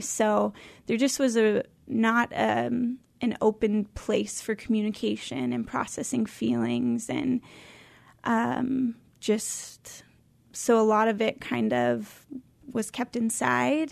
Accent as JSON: {"language": "English", "town": "Oak Harbor", "region": "Washington", "country": "United States", "tie": "born or raised there", "also_born_or_lived": "California", "said": "I grew up on Whidbey Island"}